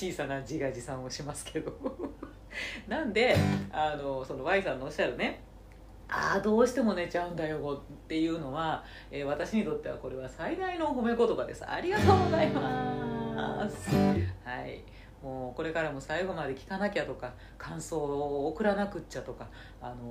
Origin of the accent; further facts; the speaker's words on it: Nara, Japan; accent: Kansai dialect; moved away as an adult; now in Tokyo, Japan; 私はねとか18高校卒業してから18の時に東京に出てきてますんでもう30年東京にいることになるんですよ